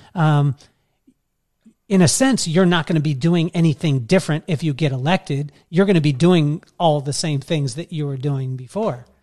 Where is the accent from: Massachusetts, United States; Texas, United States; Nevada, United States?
Nevada, United States; Las Vegas; moved away as an adult; now in Carlsbad, United States; I was from Vegas